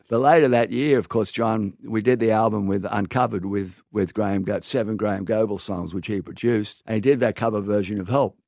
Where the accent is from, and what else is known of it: Sydney, New South Wales, Australia; born or raised there